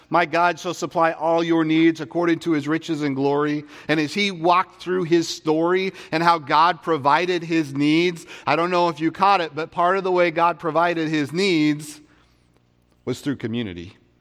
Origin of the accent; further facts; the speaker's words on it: Vancouver, Washington, United States; I grew up in Vancouver, Washington